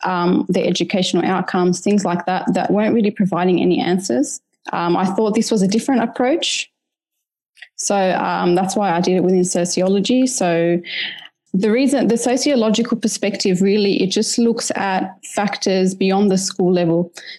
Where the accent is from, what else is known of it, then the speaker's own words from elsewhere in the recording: Australia; On a personal level, as an Australian Lebanese mother, I wanted to learn about the dynamics that influence the education